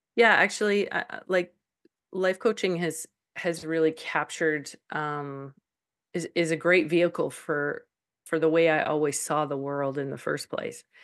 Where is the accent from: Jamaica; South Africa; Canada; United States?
Canada; Calgary, Alberta; moved away as an adult; now in Saskatchewan, Canada; I was born in Calgary. I've lived in Alberta all my life.